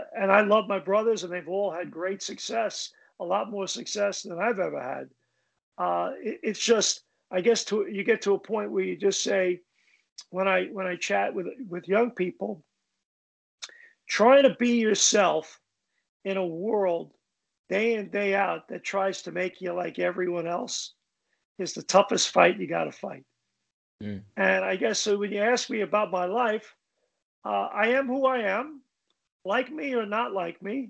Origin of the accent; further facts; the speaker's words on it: New York City, New York, United States; moved away; my life growing up in Brooklyn